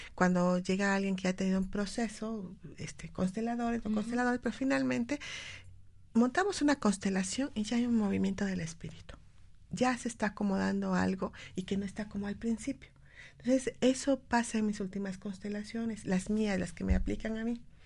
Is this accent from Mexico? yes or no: yes; Mexico; nosotros como mexicanos